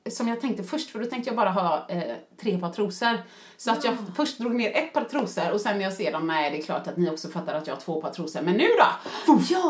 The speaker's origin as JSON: {"language": "Swedish", "country": "Sweden"}